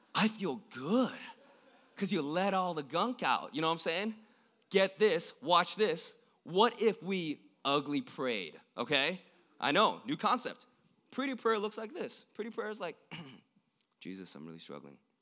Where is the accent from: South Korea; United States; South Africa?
South Korea; moved away; I was born in South Korea, I'm not from here, and I was born an hour away from the border between South and North Korea